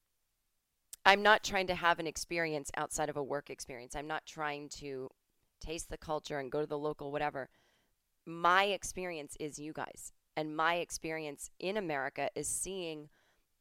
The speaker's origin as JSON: {"language": "English", "region": "Massachusetts", "country": "United States", "tie": "born or raised there", "said": "I'm from Massachusetts."}